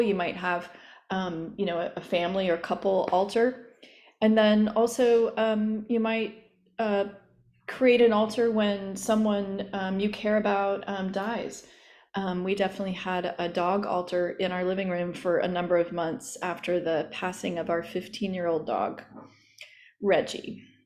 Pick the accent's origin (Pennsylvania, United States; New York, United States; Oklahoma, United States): Oklahoma, United States; growing up in Oklahoma in an apartment